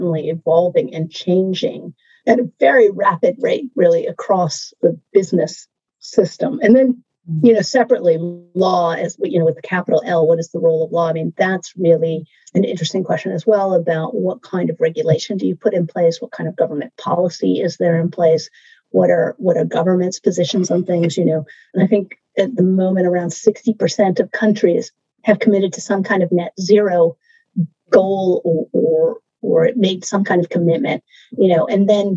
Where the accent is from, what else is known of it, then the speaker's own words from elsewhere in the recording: United States; I'm American